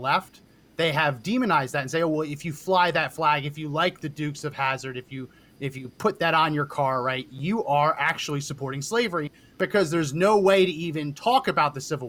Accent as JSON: {"language": "English", "region": "New Jersey", "country": "United States", "tie": "born or raised there", "said": "Like I'm no good old boy, right? I grew up in New Jersey. I have no connection with the Confederacy at all."}